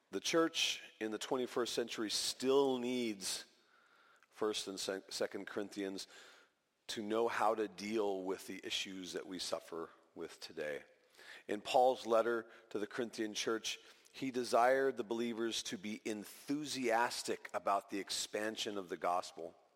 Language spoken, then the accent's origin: English; California, United States; moved away as an adult; also born or lived in Equatorial Guinea; back to California where, where we were raised